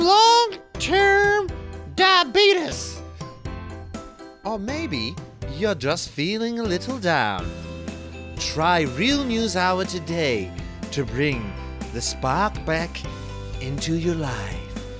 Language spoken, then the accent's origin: English; Scotland, United Kingdom; I'm from Scotland.